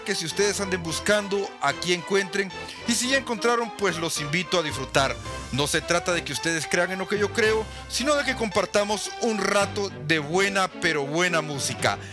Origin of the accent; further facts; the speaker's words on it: El Salvador; mi país, El Salvador